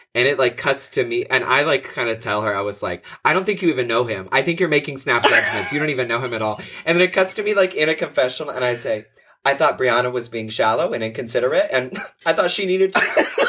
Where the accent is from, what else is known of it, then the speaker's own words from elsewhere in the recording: Houston, Texas, United States; I'm from the Houston area